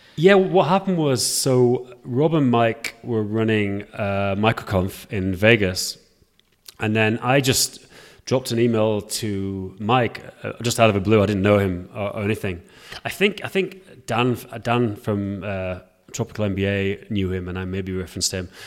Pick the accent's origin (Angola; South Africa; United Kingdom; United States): United Kingdom; England; now in Prague, Czech Republic; I live in Prague, although I'm English